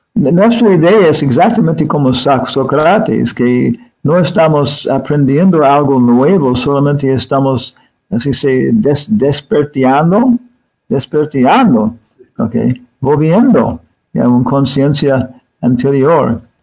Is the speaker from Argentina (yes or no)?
no; Arizona, United States; Spanish is a second language; moved away; also born or lived in Guam / California; regresando a los Estados Unidos, creciendo en Arizona, donde mucho sol, desierto, después California